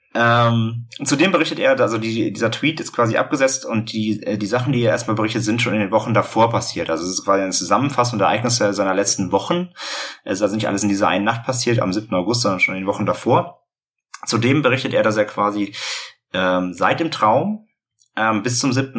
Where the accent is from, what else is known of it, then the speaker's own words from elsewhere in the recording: Hamburg, Germany; wir kommen aus Hamburg